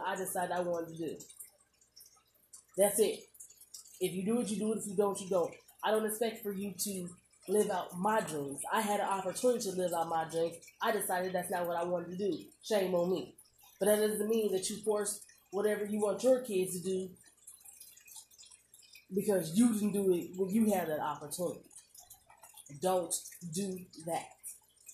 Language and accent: English; Omaha, Nebraska, United States; I'm from Omaha, Nebraska. Whether I move from Omaha, Nebraska to Timbuktu, I am still a native Omahaan